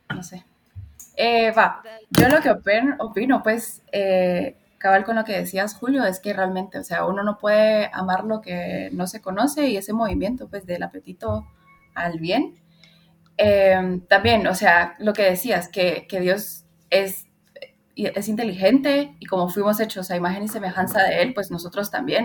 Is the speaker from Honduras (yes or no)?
yes; Honduras; now in Guatemala; Soy hondureña, pero ya llevo un montón de tiempo viviendo aquí en Guatemala